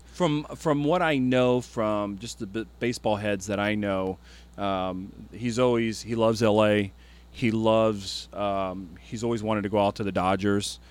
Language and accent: English; Ohio, United States; moved away; also born or lived in Chicago, Illinois; I was born in Chicago, but raised in Ohio